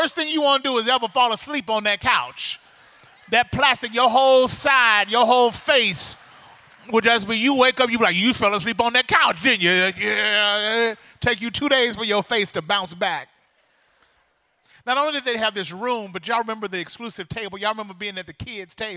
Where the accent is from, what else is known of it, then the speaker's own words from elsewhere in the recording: Mississippi, United States; moved away as an adult; now in Southern California, United States; But I grew up in Mississippi. And moved to California about 17 years ago